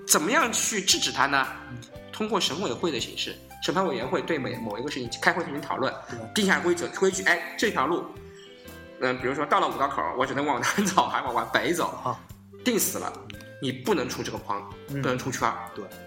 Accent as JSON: {"language": "Chinese", "town": "Zhenjiang", "region": "Jiangsu", "country": "China", "said": "我来自的郑家"}